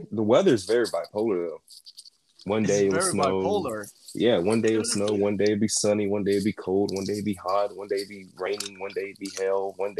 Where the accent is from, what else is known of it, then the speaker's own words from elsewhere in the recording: North Carolina, United States; I am from America, North Carolina specifically.